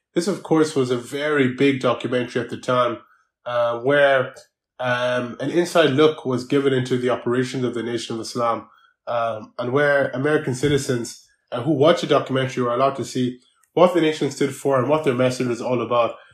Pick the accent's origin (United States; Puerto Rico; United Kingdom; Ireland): Ireland; I needed to navigate myself here in Ireland as a migrant